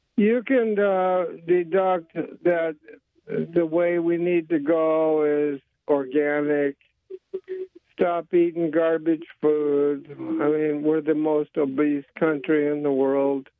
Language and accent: English; Bay Area of California, United States; now in Lummi Island, United States; I grew up in the '60s, and, and uh, the center of the world at the time, which was the Bay Area of California